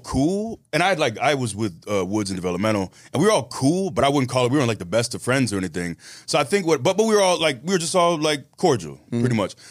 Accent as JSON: {"language": "English", "town": "Tampa", "region": "Florida", "country": "United States", "said": "I'm from Tampa"}